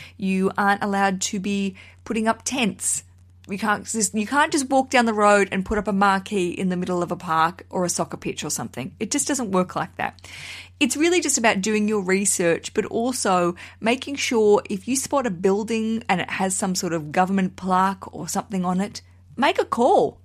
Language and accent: English; Australia; now in United Kingdom; I'm broadcasting from the U K. I'm an Australian